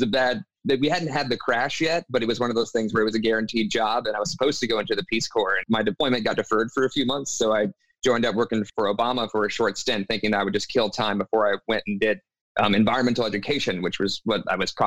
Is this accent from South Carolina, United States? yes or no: yes; South Carolina, United States; I grew up in the Southeast. I'm from South Carolina. You know, spent most of my life there